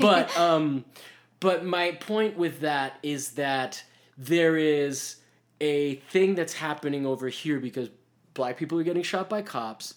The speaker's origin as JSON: {"language": "English", "country": "United States", "said": "I'm American"}